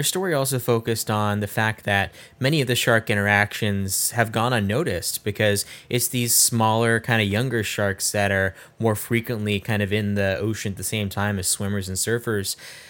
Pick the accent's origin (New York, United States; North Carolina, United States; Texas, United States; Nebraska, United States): Nebraska, United States; I'm from Nebraska, not from California, so more familiar with tornadoes than sharks.